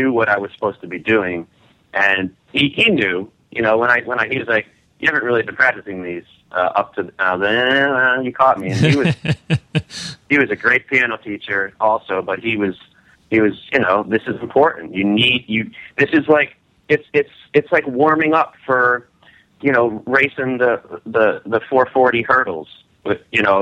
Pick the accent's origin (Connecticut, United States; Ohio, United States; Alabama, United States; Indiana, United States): Connecticut, United States; now in New York, United States; ever since I was a young lad growing up in Connecticut